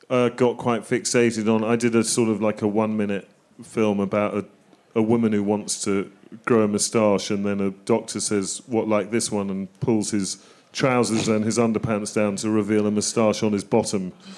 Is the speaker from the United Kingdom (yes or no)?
yes; England, United Kingdom; as an Englishman